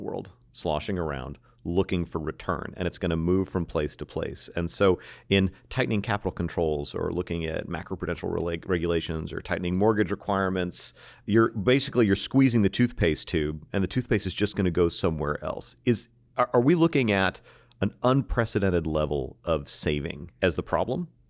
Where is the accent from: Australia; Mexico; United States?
United States; as an American